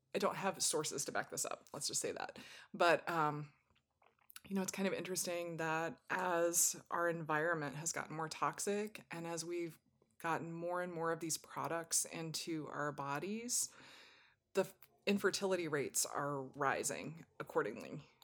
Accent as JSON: {"language": "English", "region": "Southwest", "country": "United States", "tie": "born or raised there", "said": "I was born in the Southwest and raised in a very warm climate"}